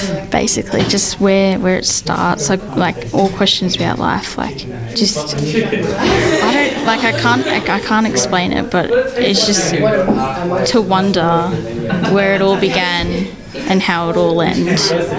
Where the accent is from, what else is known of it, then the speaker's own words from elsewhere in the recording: Central Coast, New South Wales, Australia; I'm from the Central Coast in New South Wales. It's north of Sydney.